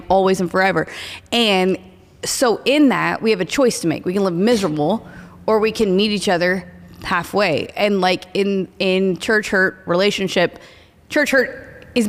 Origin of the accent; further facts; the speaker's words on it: Oklahoma, United States; I am from Oklahoma.